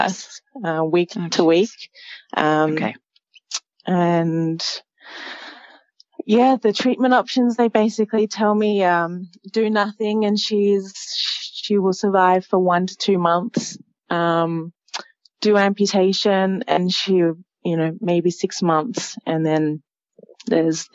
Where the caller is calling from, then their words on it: Spain; I am calling in from Spain